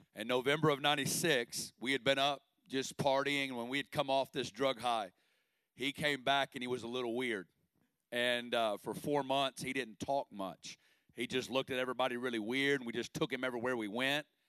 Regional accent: Northwest Arkansas, United States; I'm originally from Northwest Arkansas, and uh, I grew up in a great family

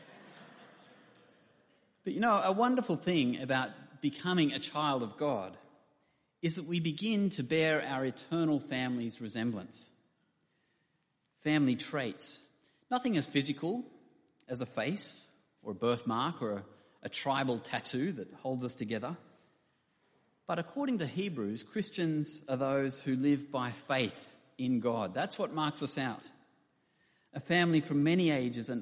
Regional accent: Camden, New South Wales, Australia; I grew up in Camden when it was much smaller than it is now, on the outskirts of Sydney.

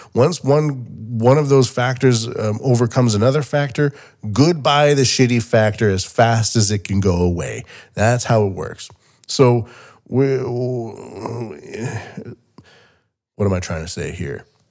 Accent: Canada; moved away as an adult; now in Japan; Canada where I'm from

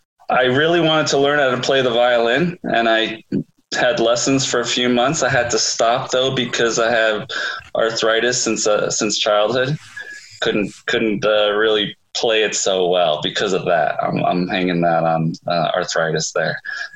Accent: Brooklyn, New York, United States; accent: Brooklyn; I went to school with all these kids from Teaneck and Queens who made fun of my Brooklyn accent.

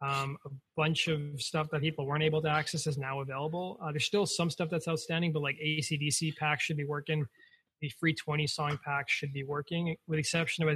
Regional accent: Canada; being Canadian

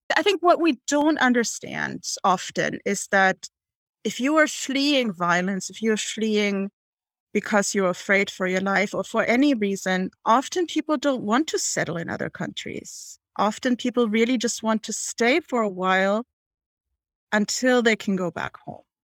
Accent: Hamburg, Germany; moved away; I am from Hamburg, which is Germany's second largest city.

